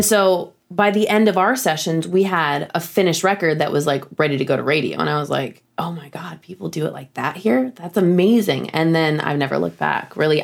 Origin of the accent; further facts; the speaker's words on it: Flint, Michigan, United States; moved away as an adult; also born or lived in Boston / Nashville; I grew up in Michigan, grew up in Flint, Michigan, and then I moved to Boston